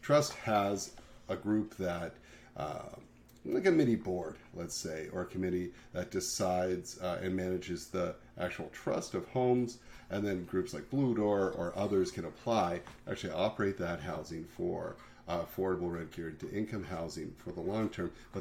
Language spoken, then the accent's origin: English; Niagara, Ontario, Canada; growing up in Niagara, I would have access to all the Buffalo stations